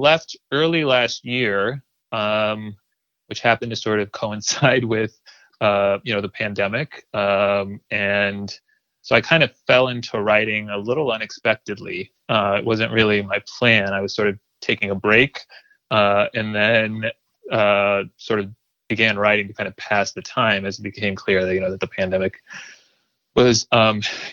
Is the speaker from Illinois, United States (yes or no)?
yes; Springfield, Illinois, United States; moved away; also born or lived in New York; I was born in New York, but I grew up in Springfield, Illinois, Central Illinois, actually.